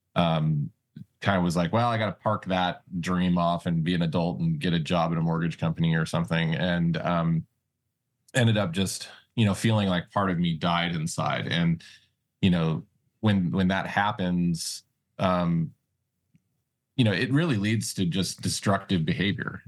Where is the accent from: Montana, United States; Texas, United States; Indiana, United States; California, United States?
Montana, United States; also born or lived in Las Vegas, Nevada; I was born in Vegas, but then my mom and dad moved us out to, you know, Montana, uh, when Vegas started getting crazy back in the late eighties